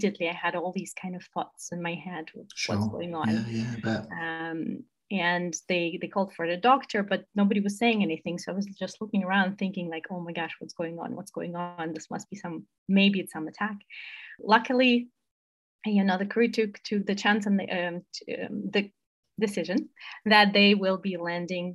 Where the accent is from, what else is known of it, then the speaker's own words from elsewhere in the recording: Moscow, Russia; moved away as an adult; also born or lived in United States; I'm originally from Moscow, Russia, and I studied abroad in the US